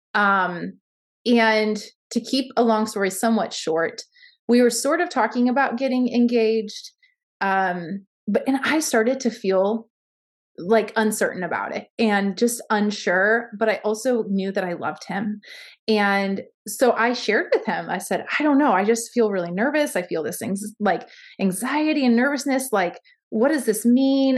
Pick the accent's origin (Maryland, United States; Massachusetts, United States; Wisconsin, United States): Maryland, United States; Baltimore; now in Ames, United States; born in baltimore maryland so i currently live in ames iowa